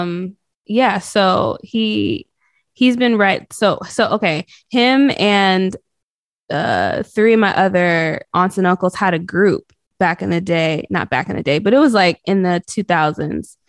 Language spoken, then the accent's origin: English; North Carolina, United States; also born or lived in Boston, Massachusetts; I was pretty much raised in the South